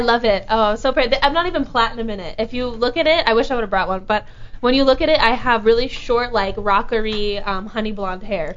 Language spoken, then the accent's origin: English; Florida, United States; I'm from Florida. In Florida we have no mountains